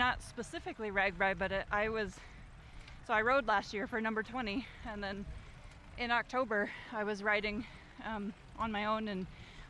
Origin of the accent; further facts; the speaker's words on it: Indianola, Iowa, United States; I'm from Indianola.